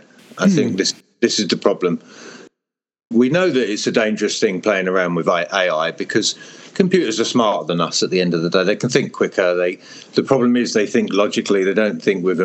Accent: Hertfordshire, East of England, United Kingdom; moved away; also born or lived in Europe; I am from England in Hertfordshire, which is very green and rural

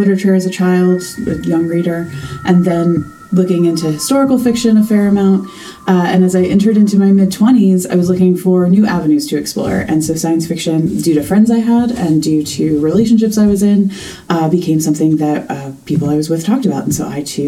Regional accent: near West Point, outside of New York City, United States; I grew up outside of New York City

